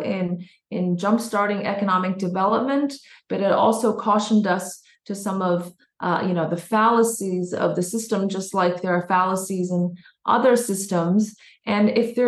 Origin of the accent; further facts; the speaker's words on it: Beijing, China; also born or lived in United States; now in London, United Kingdom; I grew up in in Beijing.